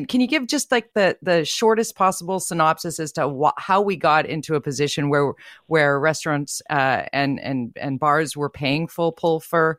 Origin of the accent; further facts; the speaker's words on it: Tsawwassen, British Columbia, Canada; I grew up in Tawasin